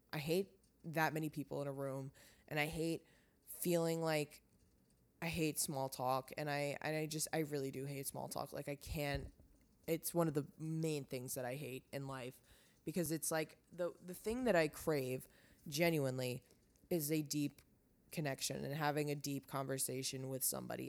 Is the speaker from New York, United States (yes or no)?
yes; Long Island, New York, United States; moved away; I'm never coming back to Long Island